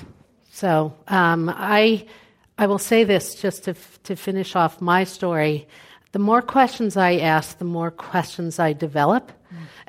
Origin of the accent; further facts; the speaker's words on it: New York City, New York, United States; I'm from Brooklyn, New York. You can tell by how I use my hands.